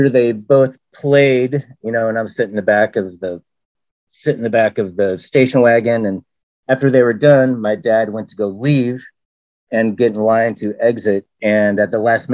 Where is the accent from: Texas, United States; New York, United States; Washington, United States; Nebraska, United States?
Washington, United States; Western; also born or lived in Germany / Southern Oregon; I grew up in Washington from a very early age. I was born over in Germany and was over there for like the first year of my life. And then in Southern Oregon for another year or so of my life. And then here in Western Washington